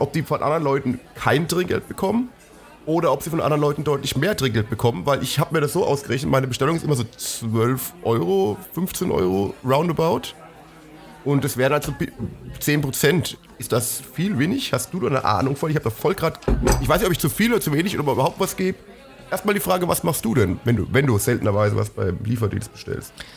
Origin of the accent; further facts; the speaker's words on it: Germany; wir als Deutsche